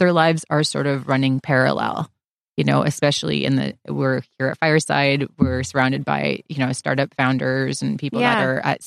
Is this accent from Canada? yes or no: yes; Vancouver, British Columbia, Canada; moved away; I'm from Vancouver originally.